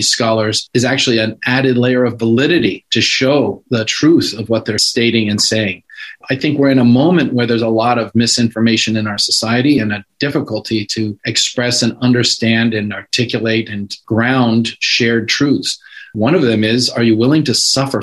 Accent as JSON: {"language": "English", "region": "California", "country": "United States", "said": "I'm a Californian."}